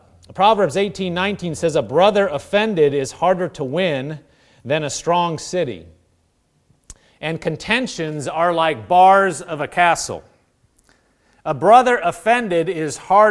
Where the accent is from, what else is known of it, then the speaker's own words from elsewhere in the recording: Nebraska, United States; I grew up in Nebraska